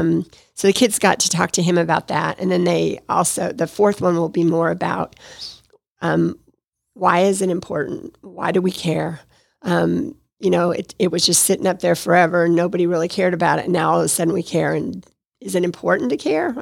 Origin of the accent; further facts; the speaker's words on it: Nevada, United States; moved away as an adult; also born or lived in Detroit; now in Atlanta, United States; I was raised in Nevada